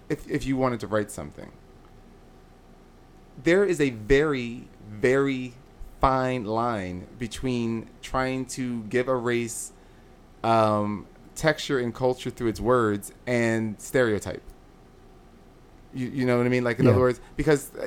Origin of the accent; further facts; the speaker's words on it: United States; This is where I'm from. I mean, this is where I'm from. This is where I was born.